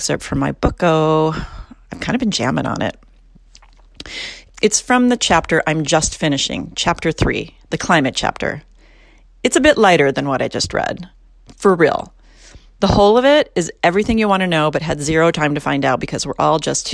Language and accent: English; California, United States; my home state of California